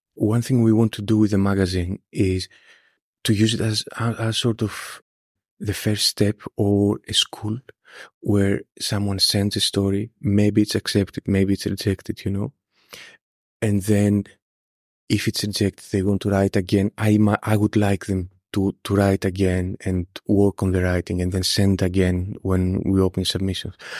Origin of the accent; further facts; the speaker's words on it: Greece; moved away as an adult; also born or lived in Scotland; now in United Kingdom; I stayed in my hometown